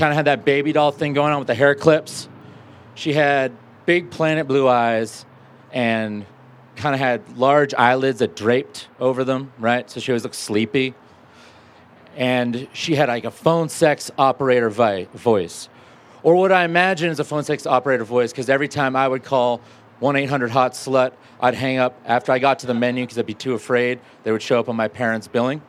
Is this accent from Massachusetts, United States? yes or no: yes; Boston, Massachusetts, United States; moved away as an adult; now in Denver, United States; I'm from Boston